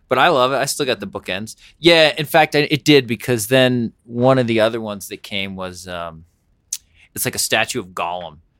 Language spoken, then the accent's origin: English; Pennsylvania, United States; moved away; also born or lived in New York; I grew up in Pennsylvania, but sort of a New Yorker.